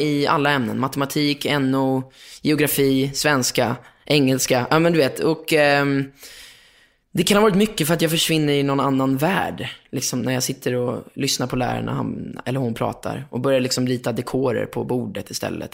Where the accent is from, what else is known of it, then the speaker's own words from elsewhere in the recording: Lidingö, Stockholm County, Sweden; also born or lived in Östermalm, Stockholm; jag kommer från Lidingö, eller jag är uppvuxen på Lidingö Östermalm